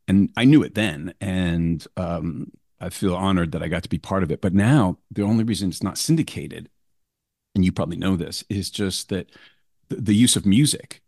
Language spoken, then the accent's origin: English; New York City, New York, United States; moved away as an adult; I grew up in New York